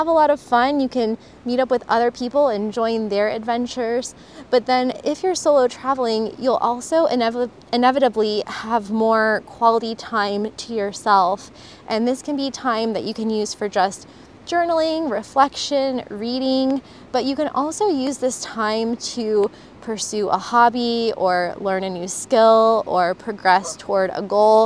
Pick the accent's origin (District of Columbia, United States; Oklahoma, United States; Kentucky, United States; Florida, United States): Florida, United States; moved away as an adult; also born or lived in Costa Rica; I'm from Florida